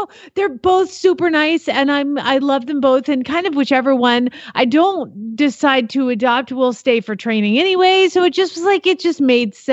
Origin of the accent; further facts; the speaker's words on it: Arizona, United States; also born or lived in Georgia; now in Oklahoma, United States; I'm from Arizona. I lived in Georgia and Arizona, so I didn't know how to live in a winter in Oklahoma.